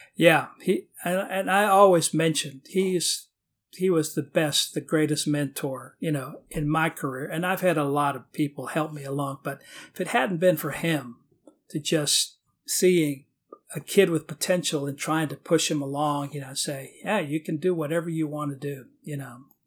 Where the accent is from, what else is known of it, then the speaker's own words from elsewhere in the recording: Petronila, Texas, United States; also born or lived in Corpus Christi, Texas; now in Austin, United States; I grew up in Corpus Christi, which is a town along the Texas coast, uh, south of here. Uh, for my first six or seven, eight years of my life in Corpus Christi, but then we moved out into a rural, uh, town outside of Corpus Christi named Petronila.